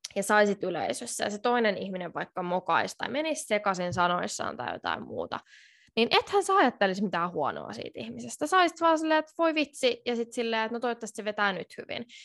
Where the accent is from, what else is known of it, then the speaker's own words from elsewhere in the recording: Finland; moved away as an adult; now in Tallinn, Estonia; mä oon Suomesta ja mä opiskelen täällä Tallinnassa